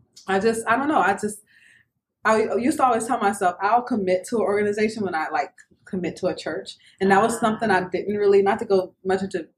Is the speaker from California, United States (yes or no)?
no; New Orleans, Louisiana, United States; I'm originally from New Orleans, Louisiana